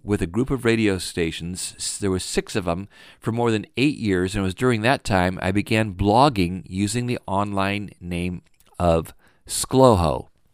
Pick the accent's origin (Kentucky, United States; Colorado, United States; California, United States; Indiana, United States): Indiana, United States; Fort Wayne; I grew up in Fort Wayne, Indiana